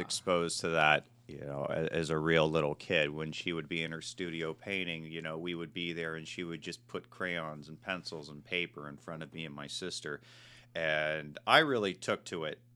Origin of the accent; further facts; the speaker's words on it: Marin County, California, United States; moved away; I was born and raised in Marin County, uh, which is just north of the Golden Gate